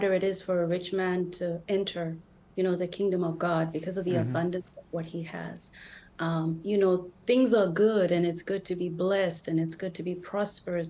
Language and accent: English; Zimbabwe; now in Minnesota, United States; I am originally from a little country in Southern Africa called Zimbabwe